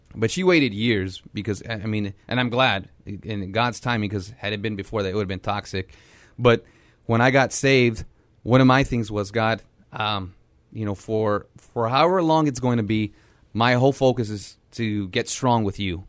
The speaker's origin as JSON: {"language": "English", "town": "San Antonio", "region": "Texas", "country": "United States", "tie": "born or raised there", "said": "growing up on the South Side, um, grew up very poor"}